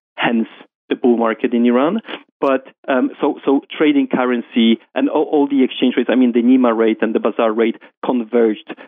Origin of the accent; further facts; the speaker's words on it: Warsaw, Masovian Voivodeship, Poland; moved away as an adult; now in London, United Kingdom; I'm from Poland, um, um, um raised in Warsaw, uh, moved to London uh, when I got my first job in JP Morgan